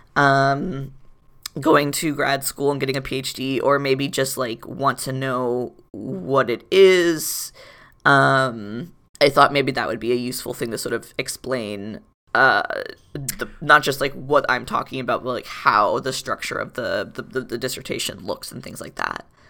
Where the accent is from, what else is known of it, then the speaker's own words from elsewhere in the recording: Florida, United States; moved away; also born or lived in Providence; I was born and raised in Florida